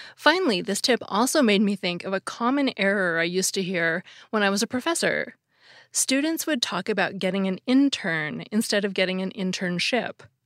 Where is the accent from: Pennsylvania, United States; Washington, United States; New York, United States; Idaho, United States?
Washington, United States; near Seattle; accent: Pacific Northwest; I grew up near Seattle, so it makes sense that I have this dialect